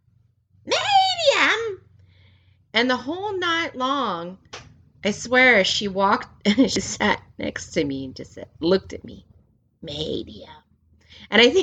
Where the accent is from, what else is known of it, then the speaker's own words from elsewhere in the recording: California, United States; moved away as an adult; also born or lived in Germany; growing up in California and being half Korean